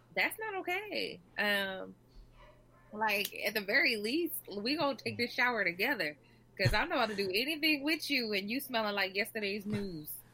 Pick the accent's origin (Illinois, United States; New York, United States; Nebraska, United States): Nebraska, United States; now in Key West, United States; I'm actually from Nebraska, but I live in Key West.